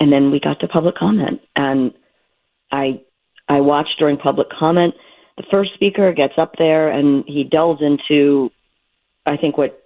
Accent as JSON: {"language": "English", "town": "Hilltown", "region": "Pennsylvania", "country": "United States", "tie": "born or raised there", "also_born_or_lived": "Durham, North Carolina / Chicago", "moved": "as an adult", "lives_now": "Bucks County, United States", "said": "I grew up in Hilltown, went to Penn Ridge"}